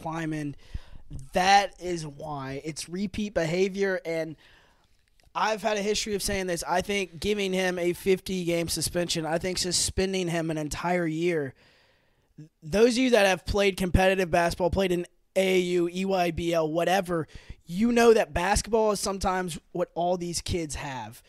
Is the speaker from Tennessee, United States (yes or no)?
yes; Memphis, Tennessee, United States; we live in Memphis, we're from Memphis